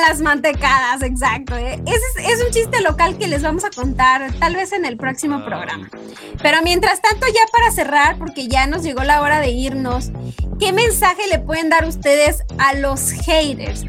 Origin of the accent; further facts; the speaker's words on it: Mexico; somos las mexicanas